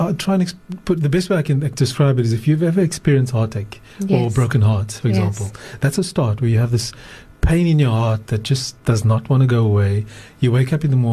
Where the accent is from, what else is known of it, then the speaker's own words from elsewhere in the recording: Johannesburg, Gauteng, South Africa; moved away as an adult; now in Cape Town, South Africa; I was born in Cape Town, grew up in Johannesburg, and then after matric moved back to Cape Town, and been here ever